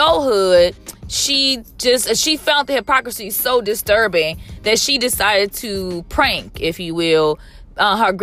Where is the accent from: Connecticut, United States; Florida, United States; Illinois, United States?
Illinois, United States; Chicago; now in Southern California, United States; I am from Chicago